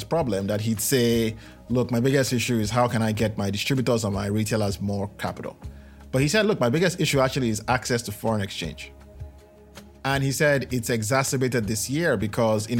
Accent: Nigeria; I'm Nigerian

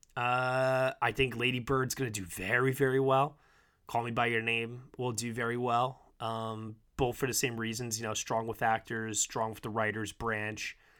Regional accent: New York, United States; I'm from New York

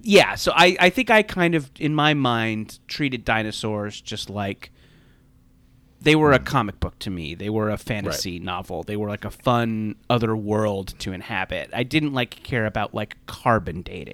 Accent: Orange County, California, United States; I grew up in Orange County, Orange County, California

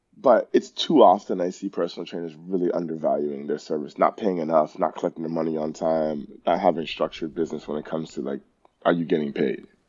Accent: Toronto, Ontario, Canada; I grew up in Rexdale

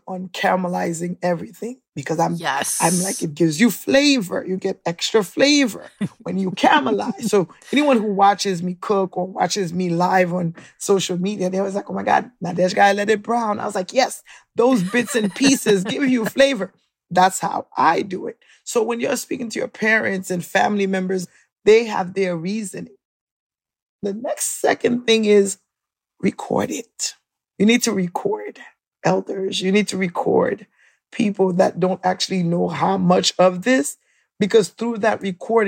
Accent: New York City, New York, United States; also born or lived in Haiti; I was born in Haiti, left at 7, came here to Brooklyn, which was like little Haiti in New York

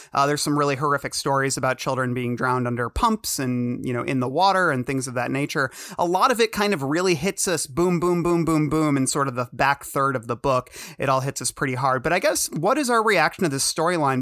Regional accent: suburban Michigan, United States; I'm from Michigan, suburban Michigan, and I mean, I grew up hearing people say the N word

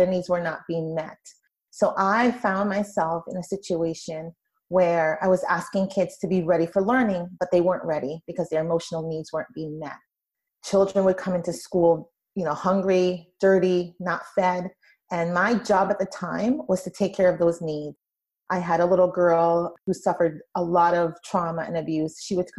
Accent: Brooklyn, New York, United States; I came from a really difficult childhood. I grew up in Brooklyn, New York, and I went to school where children were not, their needs were not being met.

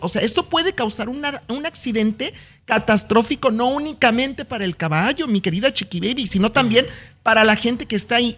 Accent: La Chona, Jalisco, Mexico; yo crecí en La Chona, Jalisco, viendo charreadas y jaripeos

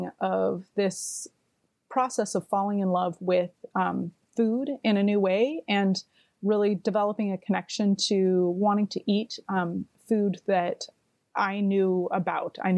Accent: Port Townsend, Washington, United States; moved away as an adult; I grew up in Port Townsend, Washington, so Jefferson County

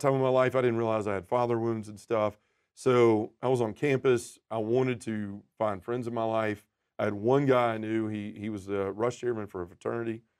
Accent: Memphis, Tennessee, United States; born and raised in Memphis, Tennessee, still live there now

